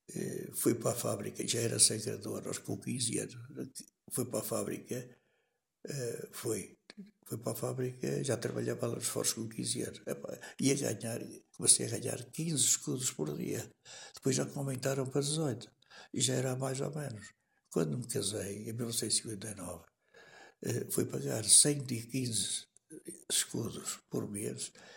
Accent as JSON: {"language": "Portuguese", "town": "Canas de Senhorim", "region": "Viseu", "country": "Portugal", "tie": "born or raised there", "said": "Nasci em Canas Senhorinho"}